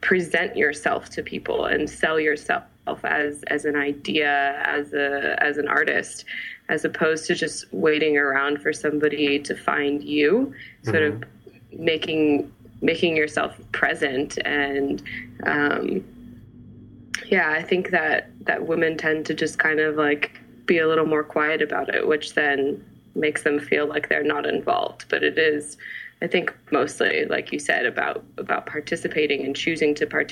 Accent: San Jose, California, United States; also born or lived in Milpitas / Fremont / Modesto / Livermore; I was born and raised in San Jose

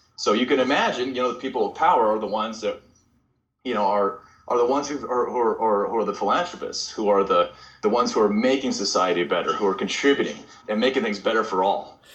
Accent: Bainbridge Island, Washington, United States; moved away as an adult; also born or lived in Long Beach, California; now in Portland, United States; I grew up on Bainbridge Island, Washington

